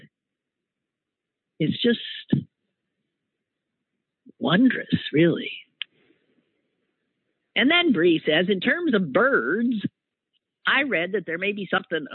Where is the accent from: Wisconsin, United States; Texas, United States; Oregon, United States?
Wisconsin, United States; Green Bay; moved away; It's from the Packers, my hometown.